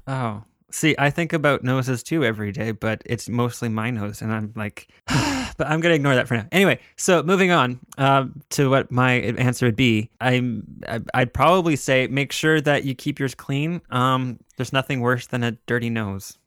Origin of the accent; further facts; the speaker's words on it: Canada; I am a Canadian, which gives me a, a Canadian perspective